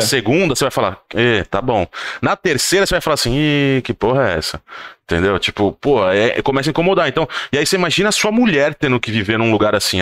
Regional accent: São Paulo, Brazil; moved away as an adult; now in Lucca, Italy; a gente cresceu lá no nosso bairro em São Paulo, no Butantan

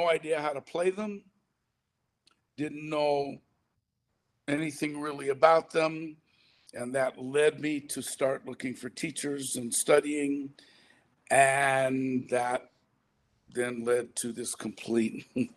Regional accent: St. Louis, Missouri, United States; I'm a white guy born in St. Louis, Missouri

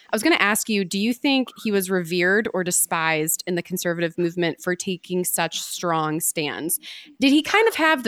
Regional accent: Midwest, United States; being a Midwesterner myself

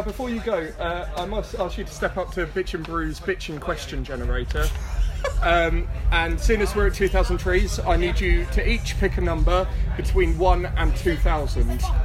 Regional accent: Horsham, South East England, United Kingdom; my hometown scene

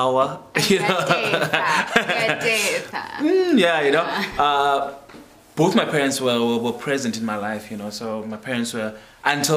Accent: Dispatch, Eastern Cape, South Africa; moved away as an adult; also born or lived in Port Elizabeth; I'm born and raised in Dispatch.

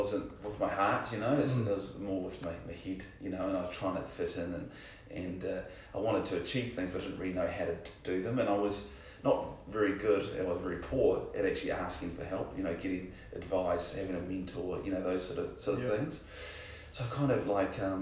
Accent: Hawera, Taranaki, New Zealand; I was born in Hawera

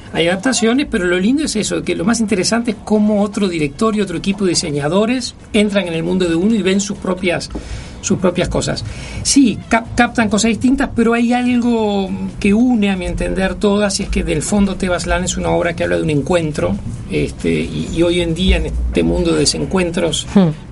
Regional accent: Uruguay; yo siempre reivindico el haber sido formado acá. Yo soy un producto del Liceo Bausá, de la educación pública, de la Cinemateca

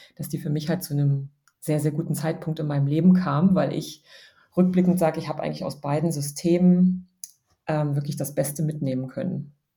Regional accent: Dessau, Saxony-Anhalt, Germany; moved away as an adult; also born or lived in Berlin; now in Munich, Germany; Ich bin in Dessau aufgewachsen und ähm, habe da ähm, gewohnt und gelebt, bis ich so 19 war

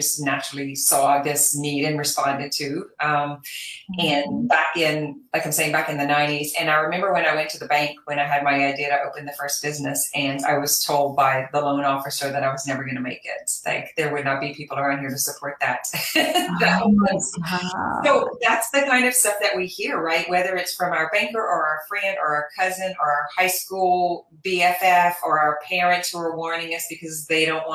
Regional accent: Louisiana, United States; I am from Louisiana.

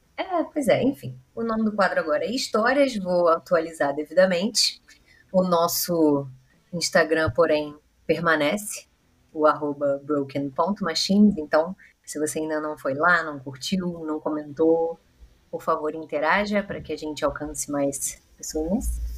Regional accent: Rio de Janeiro, Brazil; A gente é carioca

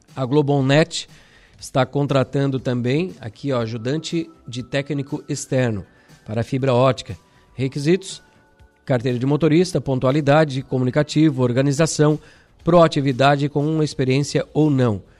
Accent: Araranguá, Santa Catarina, Brazil; Nos criamos ali na Uruçanguinha

